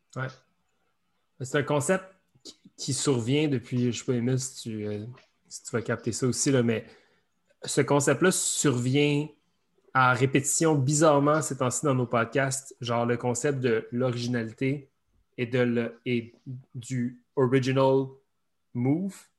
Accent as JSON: {"language": "French", "area": "outside Montreal", "region": "Quebec", "country": "Canada", "said": "on vient de l'extérieur de Montréal"}